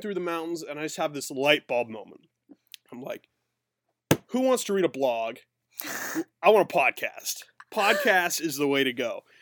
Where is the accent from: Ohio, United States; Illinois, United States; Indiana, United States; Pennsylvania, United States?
Pennsylvania, United States; I grew up in PA